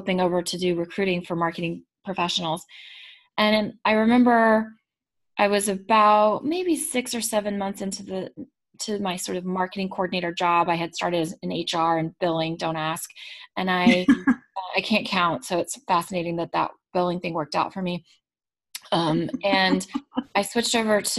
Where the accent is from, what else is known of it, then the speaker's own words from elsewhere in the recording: Texas, United States; now in Massachusetts, United States; I'm from Texas originally